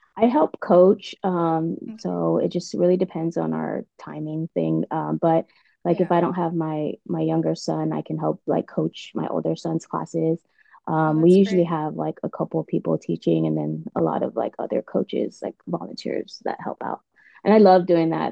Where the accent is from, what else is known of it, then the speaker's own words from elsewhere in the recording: Guam; moved away as an adult; also born or lived in West Coast, United States / East Coast, United States; now in United States; I was born and raised in Guam, and um, I moved to the States when I was about 18.